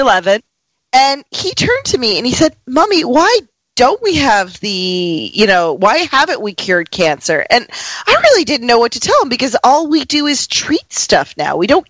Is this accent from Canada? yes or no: yes; Canada; I'm Canadian